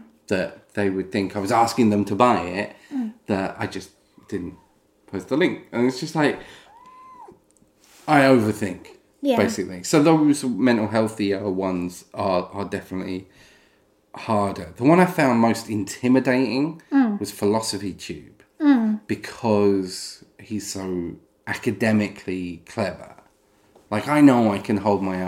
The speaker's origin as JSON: {"language": "English", "country": "United Kingdom", "said": "I'm British"}